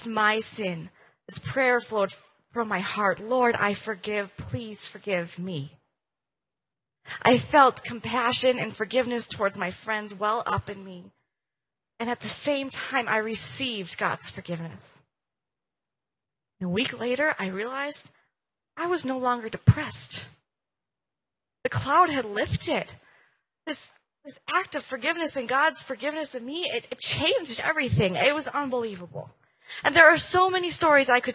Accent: Minnesota, United States; I'm from Minnesota

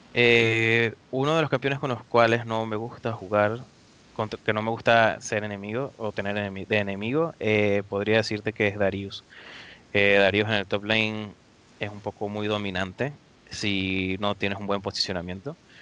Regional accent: Venezuela; moved away as an adult; now in Dublin, Ireland; yo soy venezolano, soy de Venezuela

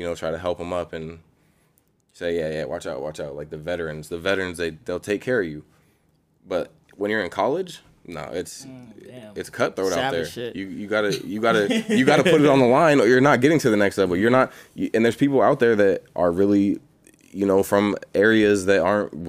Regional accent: Bay Area, California, United States; moved away; I was born there. I was born in the Bay Area

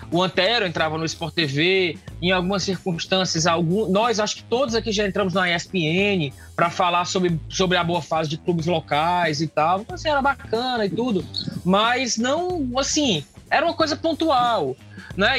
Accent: Northeast Region, Brazil; a gente sofre muito enquanto nordestino

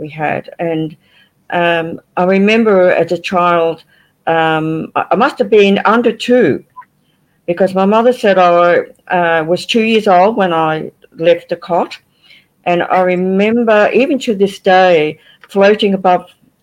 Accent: Liverpool, North West England, United Kingdom; now in Australia; Look, I was born in England. I was born in Liverpool

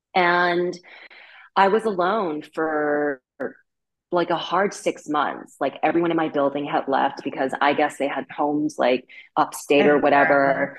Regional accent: Vancouver, British Columbia, Canada; moved away as an adult; also born or lived in Beijing, China / Paris, France; now in Brooklyn, United States; I'm Chinese, but I was born and raised in Vancouver. I'm fourth generation Canadian Chinese.

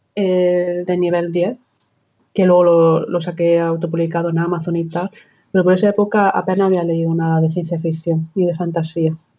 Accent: Almería, Andalusia, Spain; soy almeriense del del sur de España

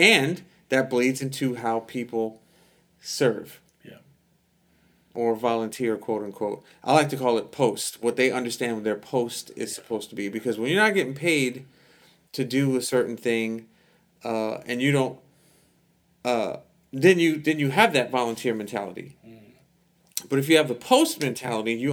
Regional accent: United States; we're American

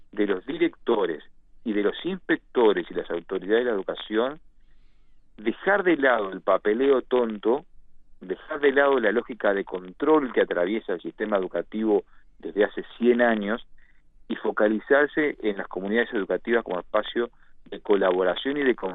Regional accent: Galicia, Spain; Nosotros que somos latinos, que somos eh, españoles, gallegos, que somos, eh, eh, tenemos una, una necesidad de contacto

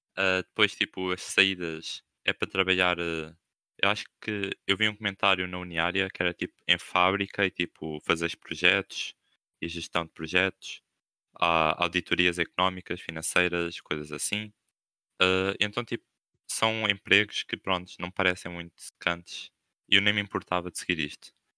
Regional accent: Coimbra, Centro, Portugal; now in Algarve, Portugal; eu não sou aqui do Algarve, eu sou de Coimbra. Ou seja, tenho casas em Co, tenho, tipo, os meus avós e família em Coimbra

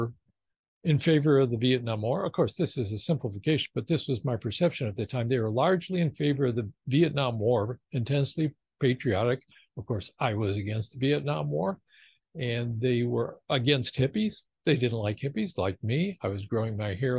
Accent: just outside of Detroit, Michigan, United States; I grew up just outside of Detroit, Michigan, and it was the heyday of the car industry there

